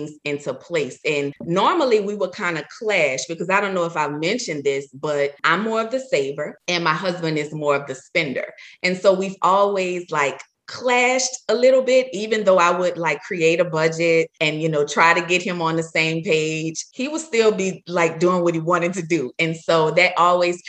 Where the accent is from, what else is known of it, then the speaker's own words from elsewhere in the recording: New Orleans, Louisiana, United States; I'm from New Orleans.